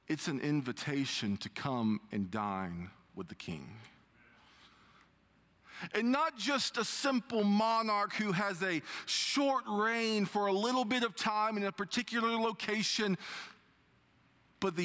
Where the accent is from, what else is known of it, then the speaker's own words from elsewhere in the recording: United States; growing up in Dawson County, our idea of a fancy restaurant was going downtown and going to the pool room